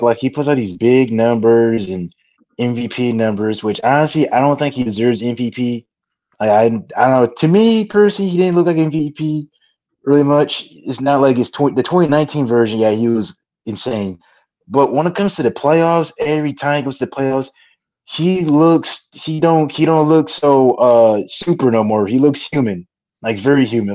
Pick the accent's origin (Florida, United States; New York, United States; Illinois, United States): Illinois, United States; I'm from Illinois